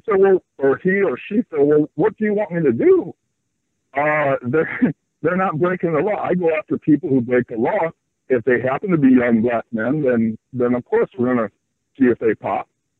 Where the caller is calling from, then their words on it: Santa Barbara, California, United States; I'm calling from Santa Barbara, California.